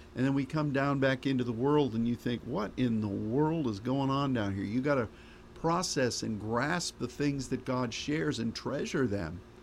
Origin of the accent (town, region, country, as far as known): United States